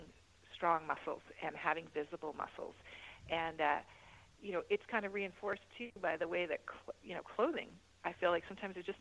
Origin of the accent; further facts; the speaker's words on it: Mississauga, Ontario, Canada; my hometown of Mississauga